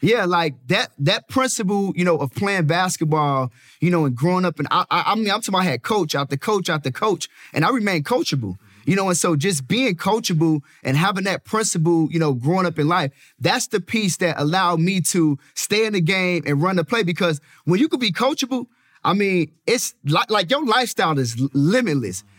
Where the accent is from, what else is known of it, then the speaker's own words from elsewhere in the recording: Chicago, Illinois, United States; Born and raised in the south side of Chicago